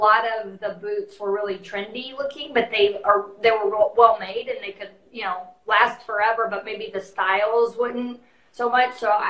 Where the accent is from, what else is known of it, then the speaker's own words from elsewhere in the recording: San Angelo, Texas, United States; I grew up in San Angelo